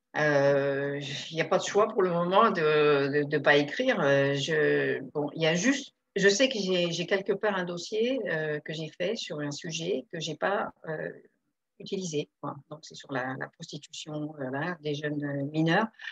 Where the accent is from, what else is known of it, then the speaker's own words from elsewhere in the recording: Le Havre, Normandy, France; moved away; On a grandi au Havre au départ.